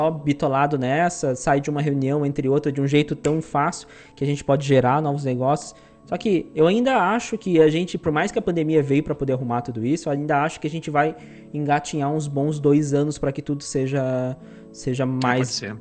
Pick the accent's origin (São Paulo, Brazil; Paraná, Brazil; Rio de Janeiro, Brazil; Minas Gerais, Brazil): Paraná, Brazil; now in Joinville, Brazil; Se eu vim do Paraná para trabalhar em Joinville para poder trampar aqui nessa empresa, eu vou voltar para Paraná.